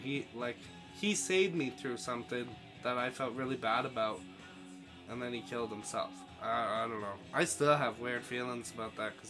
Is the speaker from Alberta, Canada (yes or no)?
no; Ontario, Canada; moved away; I moved back to my hometown in Ontario in late October, early November, something like that, and I was back here by March, right?